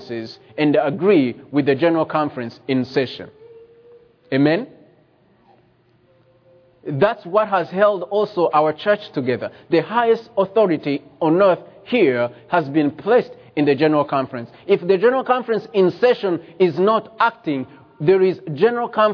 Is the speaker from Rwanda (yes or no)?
yes; Rwanda; I was born in Rwanda